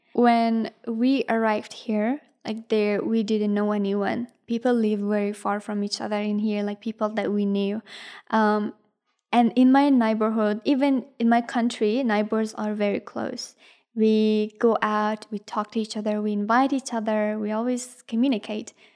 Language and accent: English; Ghazni, Afghanistan; English is a second language; also born or lived in India; now in Australia; I am originally from, um, Ghazni, which is a province in Afghanistan